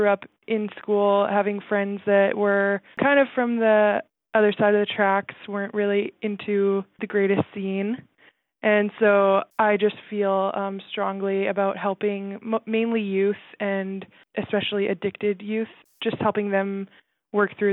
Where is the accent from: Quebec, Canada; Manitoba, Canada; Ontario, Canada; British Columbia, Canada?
British Columbia, Canada; Langley; I'm from Langley, British Columbia